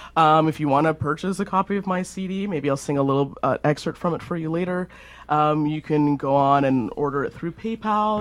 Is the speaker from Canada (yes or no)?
yes; Alberta, Canada; being caramel complected and growing up in Alberta